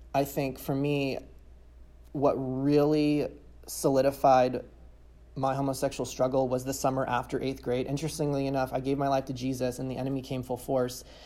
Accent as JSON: {"language": "English", "region": "California", "country": "United States", "tie": "born or raised there", "said": "I was born and raised in California"}